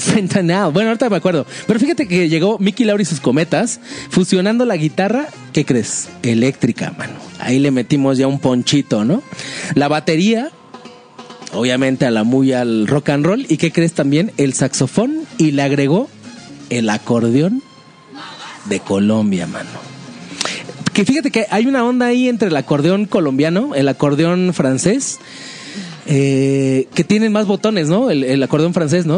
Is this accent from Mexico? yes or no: yes; Mexico; como mexicano